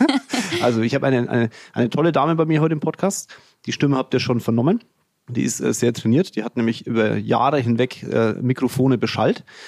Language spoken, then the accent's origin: German; Franconia, Bavaria, Germany; accent: Fränkisch; mein Fränkisch